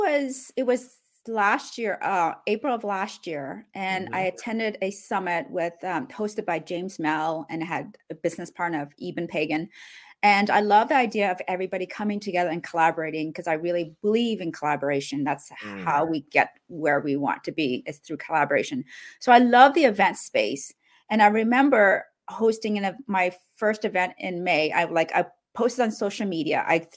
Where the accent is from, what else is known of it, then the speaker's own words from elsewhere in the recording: Cambodia; born there; also born or lived in Canada; Well, I grew up. I was born in Cambodia during one of the roughest time in the country. So that was the genocide.